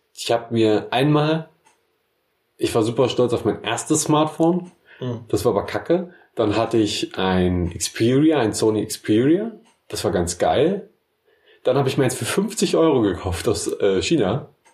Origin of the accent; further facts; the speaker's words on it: Memmingen, Bavaria, Germany; Die Stadt, wo ich herkomme